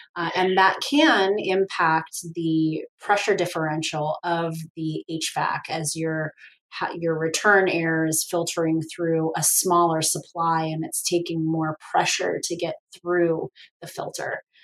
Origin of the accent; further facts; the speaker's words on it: Portland, Oregon, United States; now in Tri-Cities, United States; I grew up in Portland, Oregon